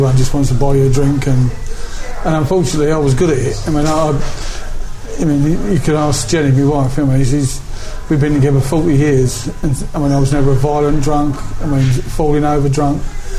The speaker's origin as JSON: {"language": "English", "region": "England", "country": "United Kingdom", "accent": "northern", "said": "That's my northern accent, by the way."}